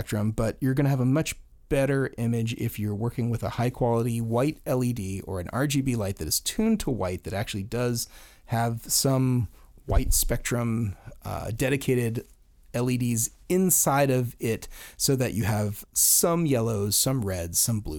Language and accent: English; Florida, United States; Yeah, well, I'm from Florida. Whoa. Yeah, yeah, so, I guess that is the South.